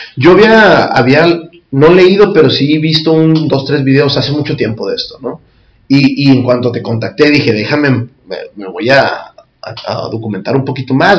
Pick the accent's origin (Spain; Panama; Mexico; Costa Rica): Mexico; como cultura mexicana o prehispánica